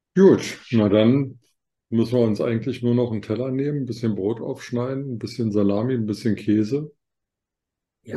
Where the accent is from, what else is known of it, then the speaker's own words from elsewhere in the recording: Germany; ich als Deutscher